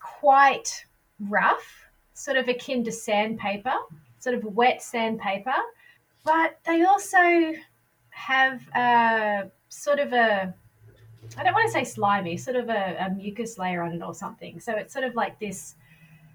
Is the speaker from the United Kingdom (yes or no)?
no; Queensland, Australia; moved away; I'm actually from Queensland, so, you know, the waters are warmer over there